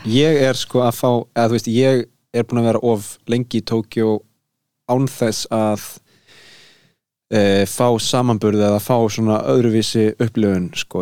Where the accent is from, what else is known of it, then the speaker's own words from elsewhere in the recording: Garðabær, Capital Region, Iceland; ég er bara úr Garðabænum